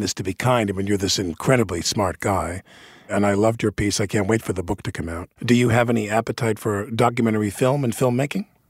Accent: New York, United States; being a New Yorker

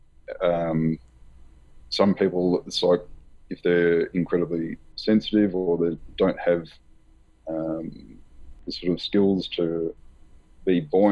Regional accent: Australia; growing up in Australia, we're a secular society

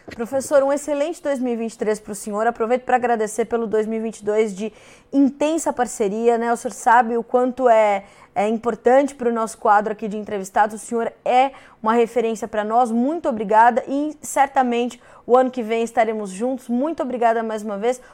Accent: Brazil; enquanto brasileiros

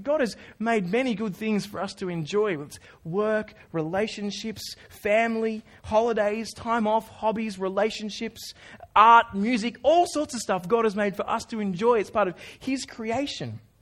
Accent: Australia; I'm Australian.

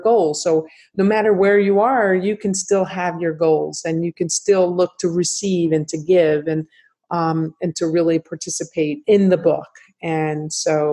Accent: New Jersey, United States; moved away; growing up in New Jersey, where my whole family

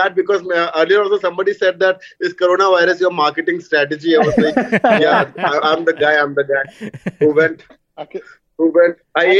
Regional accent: Bhopal, Madhya Pradesh, India; moved away; it's my hometown. My parents live here.

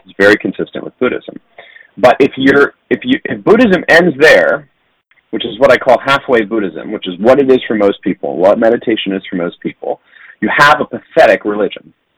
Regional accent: San Diego, California, United States; I grew up in San Diego, uh, which is a very strange place to grow up

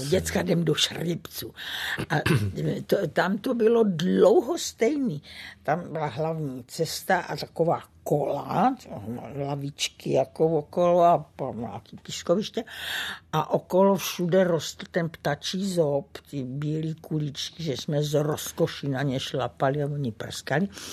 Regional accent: Brno, South Moravian Region, Czechia; moved away; Brno, to je eh, můj rodný kout

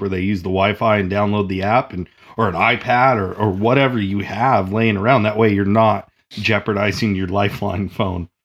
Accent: Oregon, United States; I'm from Oregon

